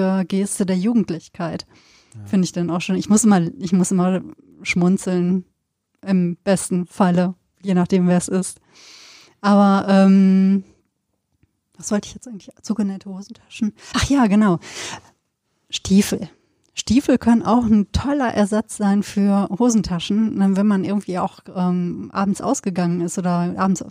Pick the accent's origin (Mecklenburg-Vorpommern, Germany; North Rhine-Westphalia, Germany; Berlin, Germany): North Rhine-Westphalia, Germany; Sauerland; now in Cologne, Germany; Ich bin im Sauerland groß geworden, Westfalen.